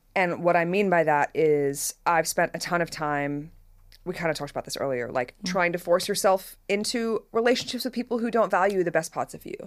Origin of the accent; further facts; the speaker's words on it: Australia; moved away; Growing up in Australia